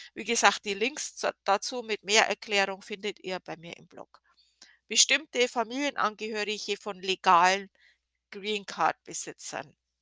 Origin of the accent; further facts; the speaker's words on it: Germany; als Deutsche